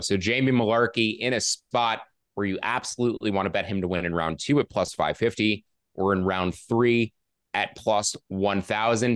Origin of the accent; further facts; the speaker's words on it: New York City, New York, United States; I am from Queens originally